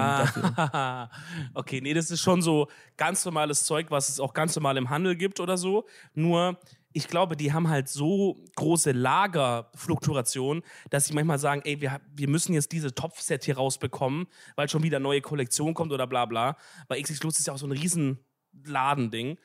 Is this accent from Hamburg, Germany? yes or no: no; Swabia, Baden-Württemberg, Germany; dass ich ein Schwab bin